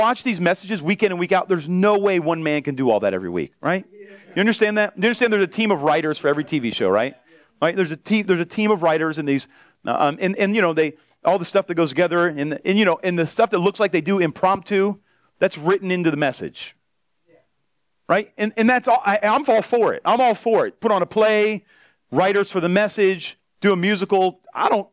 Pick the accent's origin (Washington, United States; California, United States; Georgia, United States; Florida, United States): Florida, United States; South; I'm from South Florida, and I'm just a pastor